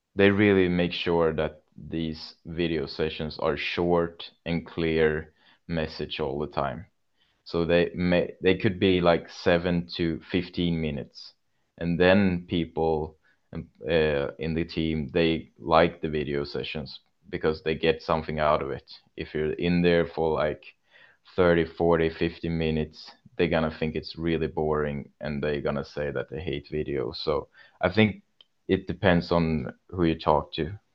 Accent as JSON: {"language": "English", "town": "Kalmar", "region": "Kalmar County", "country": "Sweden", "tie": "born or raised there", "also_born_or_lived": "Tranås", "said": "my youth club and my hometown Kalmar"}